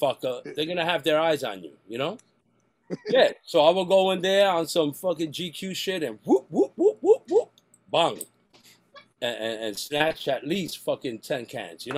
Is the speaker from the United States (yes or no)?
yes; New York City, New York, United States; where I grew up in Spanish Harlem on 123rd between Lexington Park